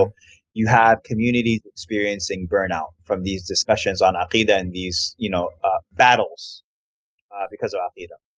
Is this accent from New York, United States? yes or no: yes; New York, United States; now in Houston, United States; I live in Houston, but I'm from New York, so mm. my mom mm. still lives in New York